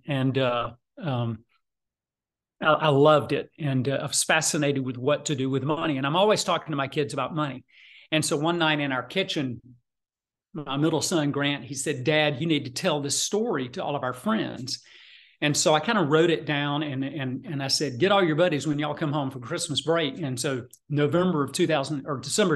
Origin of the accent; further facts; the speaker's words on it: South Georgia, United States; moved away as an adult; also born or lived in Atlanta, Georgia; I grew up in South Georgia guy, and came to Atlanta